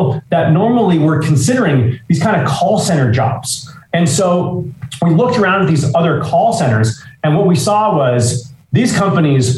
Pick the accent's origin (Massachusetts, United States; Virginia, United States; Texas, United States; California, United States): California, United States; Los Angeles; we grew up in Los Angeles together